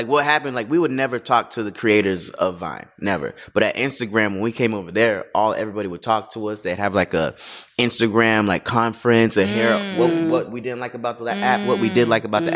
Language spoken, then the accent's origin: English; Florida, United States; also born or lived in Canada; now in Los Angeles, United States; Born in Canada, raised in Florida.